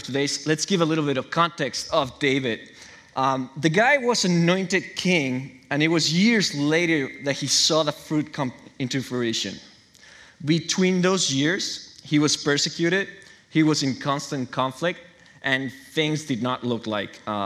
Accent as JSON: {"language": "English", "region": "Chihuahua", "country": "Mexico", "tie": "born or raised there", "moved": "as an adult", "lives_now": "Newburgh, United States", "said": "I'm from Mexico. My parents raised me and my brothers in the church"}